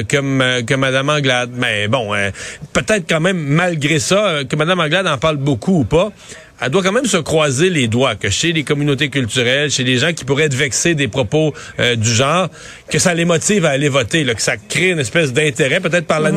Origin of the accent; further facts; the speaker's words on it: Bas-Saint-Laurent, Quebec, Canada; Chez nous, dans le Bas-Saint-Laurent